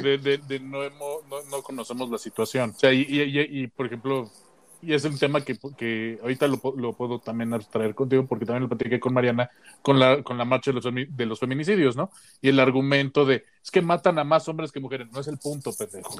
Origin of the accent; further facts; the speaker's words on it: Mexico; soy vato mexicano heterosexual